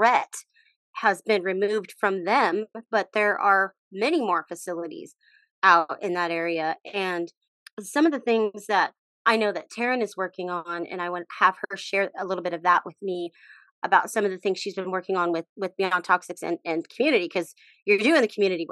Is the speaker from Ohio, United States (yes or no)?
no; Texas, United States; now in Portland, United States; I grew up in Texas